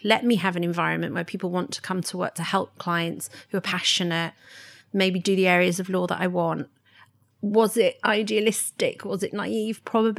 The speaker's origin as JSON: {"language": "English", "region": "London", "country": "United Kingdom", "tie": "born or raised there", "said": "And I did find that when I was growing up in London, I wanted to travel."}